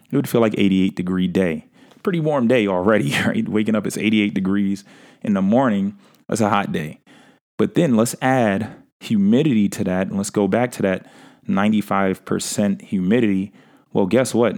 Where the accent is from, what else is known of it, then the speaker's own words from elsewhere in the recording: New York City, New York, United States; my hometown, New York City, right? Where we have a variation of weather